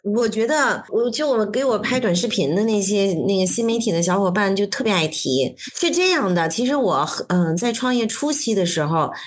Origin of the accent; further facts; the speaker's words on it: Beijing, China; 就是北京人，然后我在北京出生长大，我上了全中国最好的高中，人大附中，然后考了一个那个全北京最烂的大学